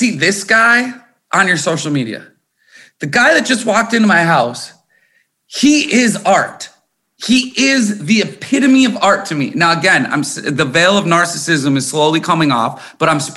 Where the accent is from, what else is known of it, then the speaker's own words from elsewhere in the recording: Corcoran, Minnesota, United States; I was born in Minnesota. And I was born in a town. I lived in a town called Corcoran, Minnesota on a farm